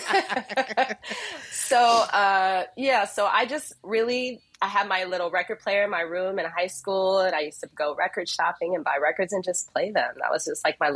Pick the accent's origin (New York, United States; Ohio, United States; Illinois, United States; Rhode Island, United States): Illinois, United States; Chicago; I grew up in Chicago